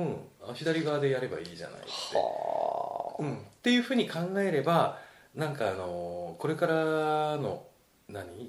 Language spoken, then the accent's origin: Japanese; Fukuoka, Japan; moved away as an adult; also born or lived in Tokyo; 地元は福岡なんですよね。